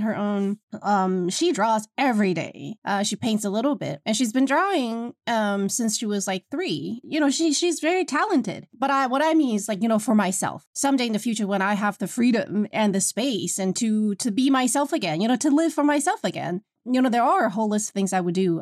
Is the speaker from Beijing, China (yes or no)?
yes; Beijing, China; I'm from Beijing, China